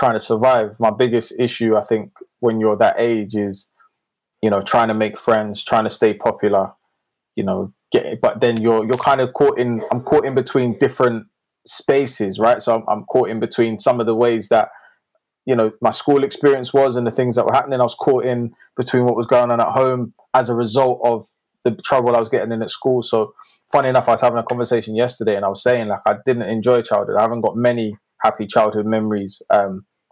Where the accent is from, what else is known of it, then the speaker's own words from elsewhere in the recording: London, United Kingdom; I was born in North London, in Enfield.